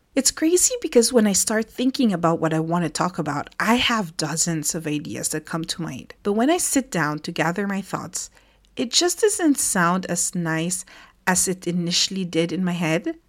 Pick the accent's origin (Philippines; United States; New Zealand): Philippines; moved away as an adult; now in France; growing up in the Philippines